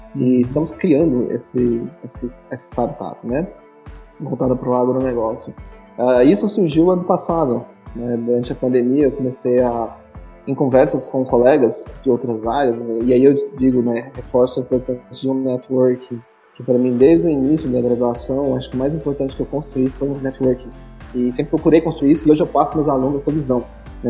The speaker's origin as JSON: {"language": "Portuguese", "town": "Ceres", "region": "Goiás", "country": "Brazil", "tie": "born or raised there", "lives_now": "Goiânia, Brazil", "said": "Eu sou natural aqui de Goiás, só aqui do interior, da cidade de Séries, e vim para Goiânia"}